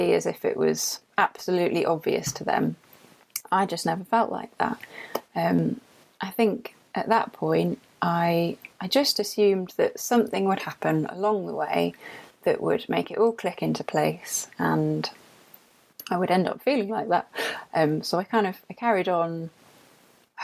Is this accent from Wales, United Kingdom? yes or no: no; London, United Kingdom; now in Yorkshire, United Kingdom; this is not a Yorkshire accent. I am from London